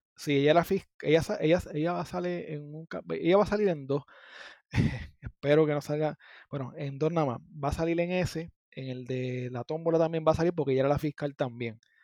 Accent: Gurabo, Puerto Rico; also born or lived in Las Piedras, Puerto Rico; yo soy de Gurabo, pero en mi área yo digo San Lorenzo, Gurabo, Cagua, eh, Las Piedras

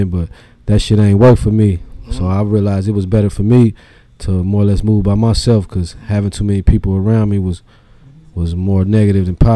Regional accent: Dayton, Ohio, United States; also born or lived in Trotwood; Man, so I grew up in Dayton on the west side. Mm-hmm. I was born in like uh, Niagara, like over there in the Oaks. Okay. Then I moved over there in Cornell. Used to live in Timber Creek apartments. Mm. Then I moved to Broadmoor to Trotwood.

